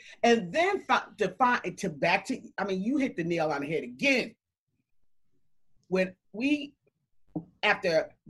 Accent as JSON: {"language": "English", "region": "New Jersey", "country": "United States", "said": "First thing out, when I said that, where are you from? I said from New Jersey."}